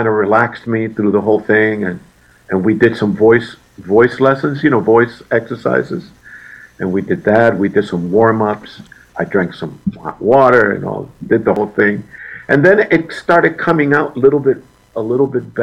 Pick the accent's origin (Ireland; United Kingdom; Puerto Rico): Puerto Rico; moved away; also born or lived in New York; when I was young, growing up in Puerto Rico, in my teens, I was singing in different hotels